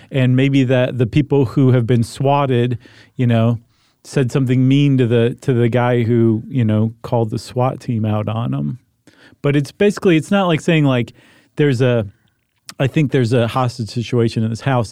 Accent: Toledo, Ohio, United States; when I was growing up in Toledo

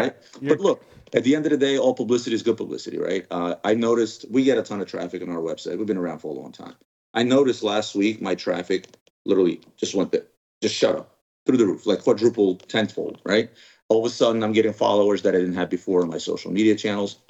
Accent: Ukraine; now in United States; I was originally born in Ukraine

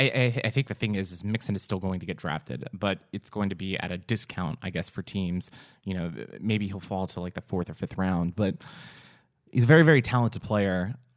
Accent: Texas, United States; we're from Texas

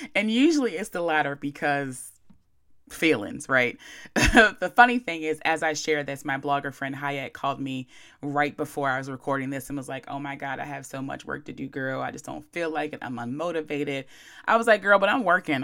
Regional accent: Chestertown, Maryland, United States; moved away as an adult; also born or lived in Baltimore / New York; I'm from Chestertown, Maryland

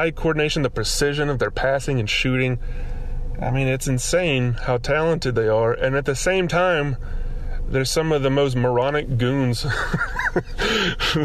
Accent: Alabama, United States; moved away as an adult; now in California, United States; growing up in Alabama, we don't have hockey.

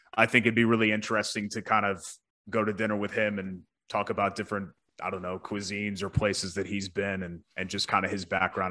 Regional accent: United States; growing up near New York

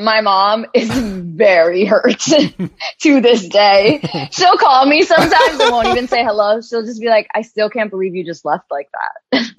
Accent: New York City, New York, United States; moved away as an adult; now in Los Angeles, United States; I was working part-time in New York and living with my parents because I grew up in Queens.

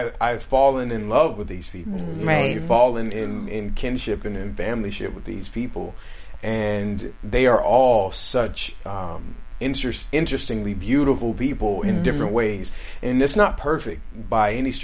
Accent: Alabama, United States; now in California, United States; at home with my family in Alabama

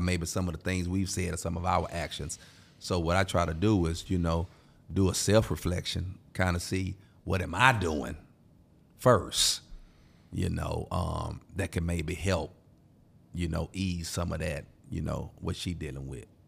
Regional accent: Houston, Texas, United States; I'm from Houston

